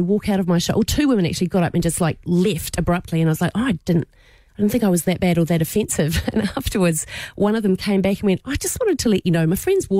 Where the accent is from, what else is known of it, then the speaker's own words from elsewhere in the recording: Christchurch, Canterbury, New Zealand; moved away; I'm from Christchurch, and I was there last year.